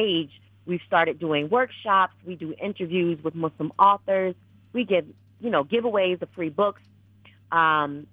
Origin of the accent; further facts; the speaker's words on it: New England, United States; I was born and raised in New England